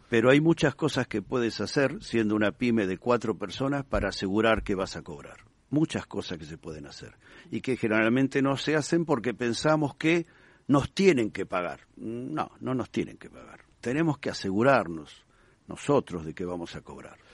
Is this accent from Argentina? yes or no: yes; Argentina; moved away as an adult; now in Spain; por el acento, te darás cuenta que no nací ni en Madrid ni en Bilbao. Eh, fui argentino, pero llevo aquí más de 25 años